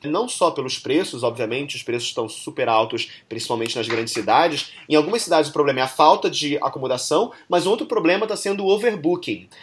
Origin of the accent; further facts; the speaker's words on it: Brazil; sendo brasileiro